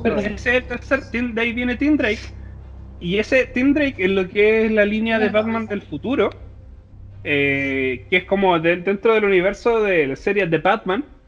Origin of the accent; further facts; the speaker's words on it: Chile; Nosotros somos de Chile